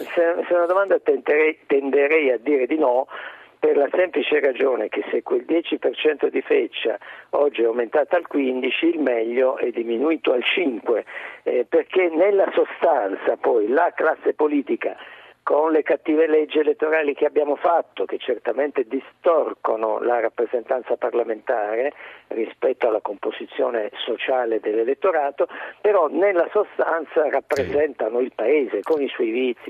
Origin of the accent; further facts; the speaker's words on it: Apulia, Italy; Io sono pugliese